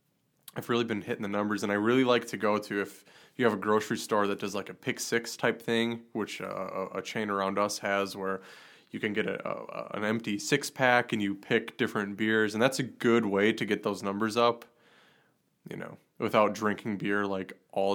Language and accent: English; Chilton, Wisconsin, United States; my hometown, Chilton